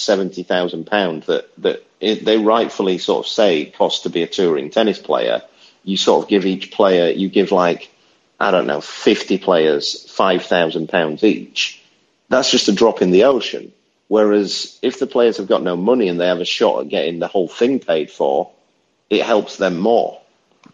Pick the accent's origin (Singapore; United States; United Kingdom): United Kingdom; in Britain, we